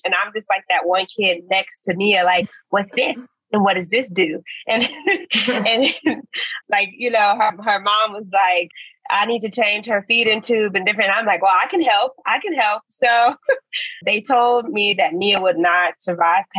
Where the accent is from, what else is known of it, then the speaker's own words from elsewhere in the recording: Chicago, Illinois, United States; moved away as an adult; also born or lived in Missouri / Galveston, Texas; now in Botswana; I'm born and raised, and I'm from Chicago and South Side to be exact